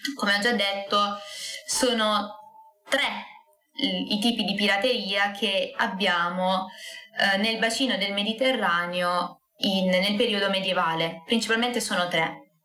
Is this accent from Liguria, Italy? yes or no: no; Scicli, Sicily, Italy; del mio paesino, del paesino di Scicli